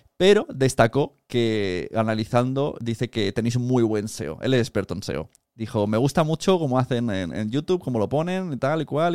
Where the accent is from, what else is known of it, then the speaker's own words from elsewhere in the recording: Palau-solità i Plegamans, Catalonia, Spain; mi pueblo, de Palau Plemans